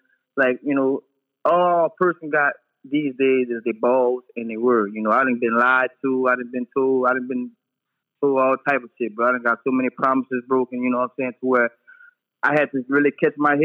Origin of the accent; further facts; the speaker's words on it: Lewisburg, United States; Born and raised in Lewisburg area, Sunset, Bellevue, back there